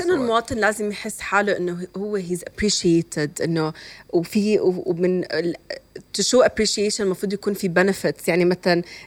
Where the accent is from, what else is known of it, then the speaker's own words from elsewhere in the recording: Jordan; انا مواطن اردني